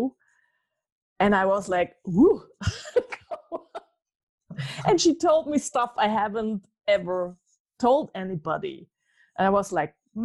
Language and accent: English; Austria; I'm from Austria